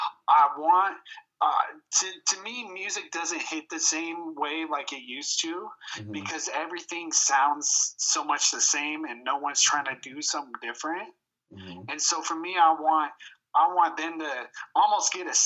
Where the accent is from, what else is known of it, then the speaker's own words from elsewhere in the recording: Spokane, Washington, United States; I was born and raised right here.